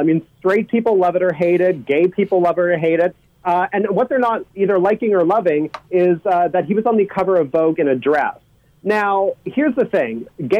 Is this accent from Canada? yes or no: yes; Canada; I am Canadian through and through.